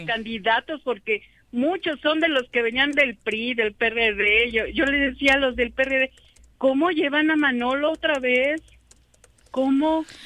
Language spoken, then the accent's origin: Spanish; Jiutepec, Morelos, Mexico; soy de Jutepec